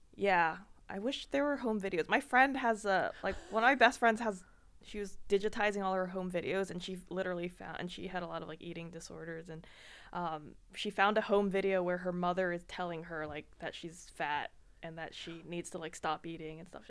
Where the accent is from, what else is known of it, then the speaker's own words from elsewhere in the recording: Washington, District of Columbia, United States; moved away as an adult; now in Austin, United States; The D C area